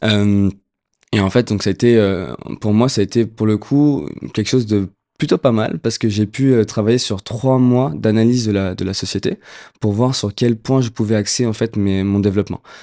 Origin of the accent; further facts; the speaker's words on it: Puteaux, Île-de-France, France; j'ai grandi à Puto, ville dans laquelle j'ai passé 25 mes premières 25 années.